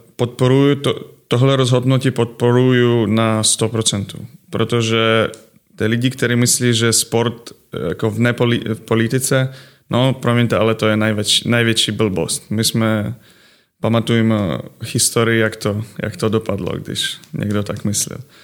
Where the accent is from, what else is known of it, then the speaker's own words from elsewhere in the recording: Ukraine; Czech is a second language; moved away as an adult; also born or lived in Kazakhstan / Finland / Estonia / Poland; now in Příbram, Czech Republic; Přišel jsem eh, jako z Ukrajiny